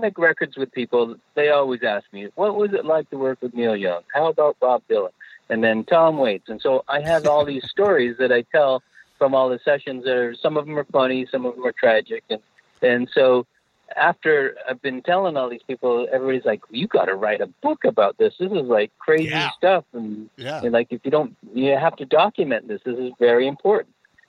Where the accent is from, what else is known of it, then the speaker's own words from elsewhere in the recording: Canada; moved away as an adult; also born or lived in Manchester, England; So, yeah, I was born in Manchester, England, and my parents immigrated to Canada when I was four. So I kind of grew up Canadian. But then I only stayed in Canada till I was 20, and then I got out of here.